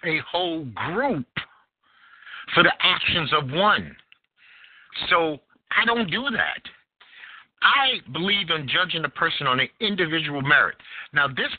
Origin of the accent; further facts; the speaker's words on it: New York City, New York, United States; now in North Carolina, United States; I am from Bed-Stuy, Brooklyn, New York, in the heart of the crack epidemic